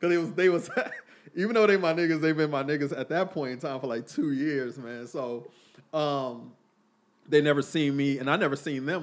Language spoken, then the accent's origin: English; Oakland, California, United States; I was from, uh, I was born in Oakland, California